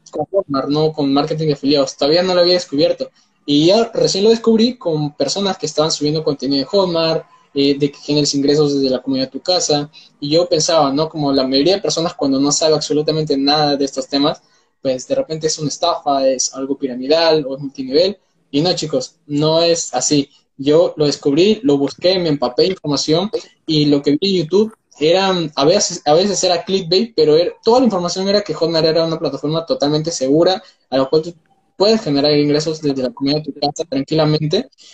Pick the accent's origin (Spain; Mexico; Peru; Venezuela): Peru; tengo 19 años, soy de Perú